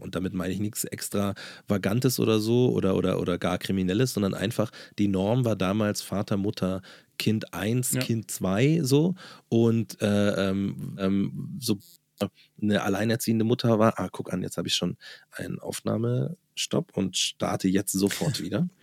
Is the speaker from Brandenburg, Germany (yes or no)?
no; Munich, Bavaria, Germany; Neuperlach oder Berg am Leim oder da, wo ich groß geworden bin